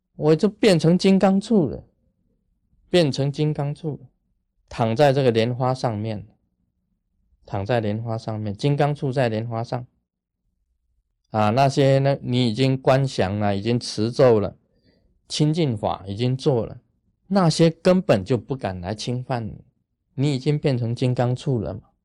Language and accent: Chinese; Taiwan; 我们台湾人讲啊， 说头上三尺有神明啊